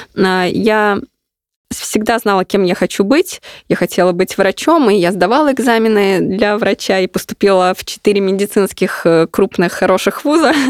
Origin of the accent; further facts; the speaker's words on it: Ulyanovsk, Ulyanovsk Oblast, Russia; мой родной город Ульяновск